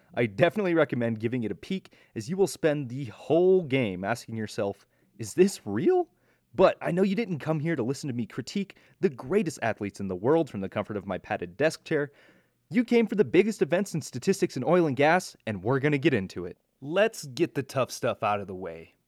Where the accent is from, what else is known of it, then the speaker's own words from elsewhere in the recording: Iowa, United States; my home state of Iowa